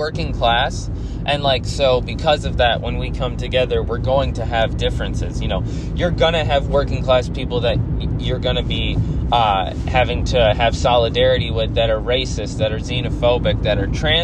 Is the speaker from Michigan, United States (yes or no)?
no; Central New York, United States; It's actually a decently large city that I grew up